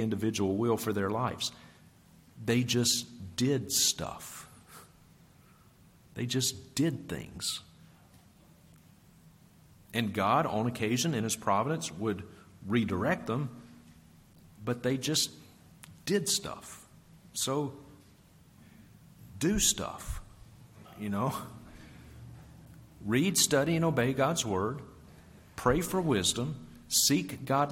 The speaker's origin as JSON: {"language": "English", "town": "Vicksburg", "region": "Mississippi", "country": "United States", "tie": "born or raised there", "moved": "yes", "lives_now": "Montana, United States", "said": "I grew up with Chad in Vicksburg, Mississippi"}